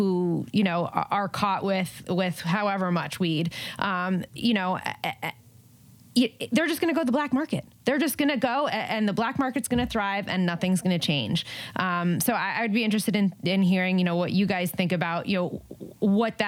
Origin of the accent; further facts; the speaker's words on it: Jersey Shore, New Jersey, United States; now in Los Angeles, United States; New Jersey is my home state. So I'm a transplant. I'm in LA, but born and raised in Jersey, Jersey Shore